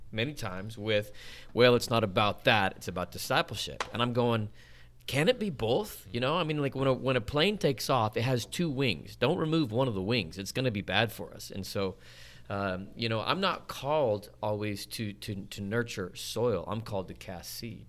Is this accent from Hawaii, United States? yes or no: no; Salt Lake City, Utah, United States; born and raised in Salt Lake City, Utah.